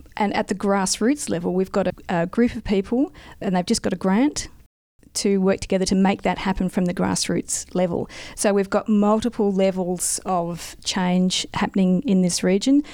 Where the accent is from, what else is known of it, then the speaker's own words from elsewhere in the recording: South Australia, Australia; moved away as an adult; now in Mildura, Australia; I grew up in in South Australia, moved away and became a geologist